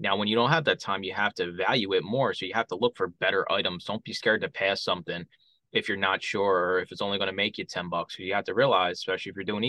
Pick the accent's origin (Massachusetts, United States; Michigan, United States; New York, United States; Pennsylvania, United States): Pennsylvania, United States; Philadelphia; Growing up in Philadelphia